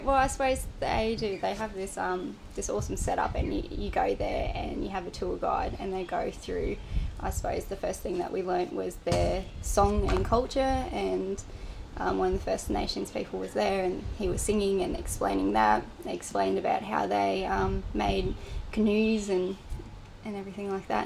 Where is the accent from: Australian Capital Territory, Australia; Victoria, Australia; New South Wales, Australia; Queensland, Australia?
New South Wales, Australia; moved away as an adult; just south of Coffs Harbour, a little town called Maxville